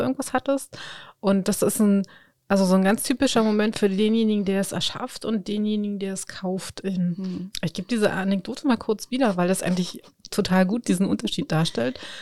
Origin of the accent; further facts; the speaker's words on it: Spreewald, Brandenburg, Germany; moved away; ich komme ja ursprünglich aus dem Spreewald